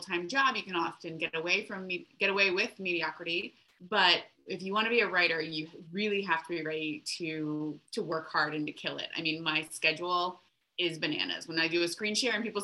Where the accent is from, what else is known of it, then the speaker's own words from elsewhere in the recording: Florida, United States; now in Seattle, United States; I'm originally from Florida